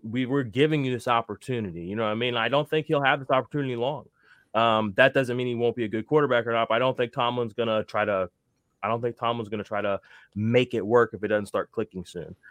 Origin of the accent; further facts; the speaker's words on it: Missouri, United States; I'm from Missouri, you know, Saint Louis Rams